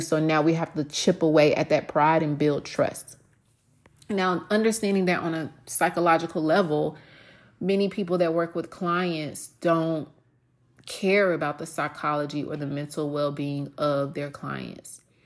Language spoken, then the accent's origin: English; the South, United States; moved away; me growing up in the South